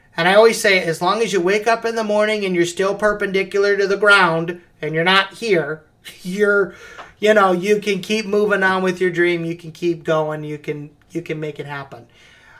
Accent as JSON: {"language": "English", "region": "Midwest of the United States", "country": "United States", "also_born_or_lived": "Davenport, Iowa / Los Angeles", "said": "I'm from the Midwest of the United States. You know, I'm in farm country."}